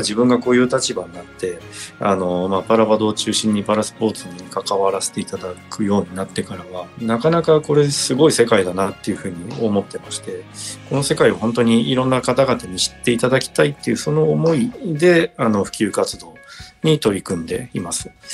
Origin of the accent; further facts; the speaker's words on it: Chiba, Japan; 地元の千葉で日本選手権がありましてで